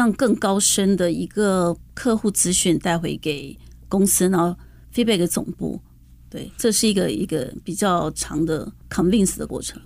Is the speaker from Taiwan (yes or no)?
yes; Taiwan; also born or lived in United States; 毕竟我还是一个在台湾长大的孩子